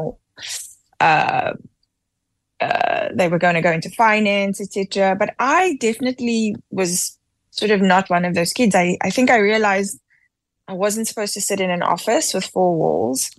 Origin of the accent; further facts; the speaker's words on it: Cape Town, Western Cape, South Africa; I grew up in Athlone